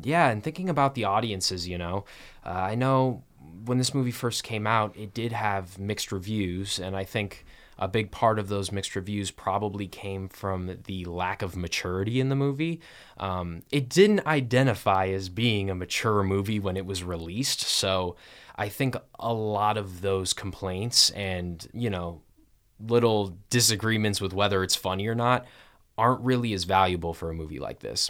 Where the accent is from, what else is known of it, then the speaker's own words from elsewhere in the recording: Kalamazoo, Michigan, United States; I am from Kalamazoo, Michigan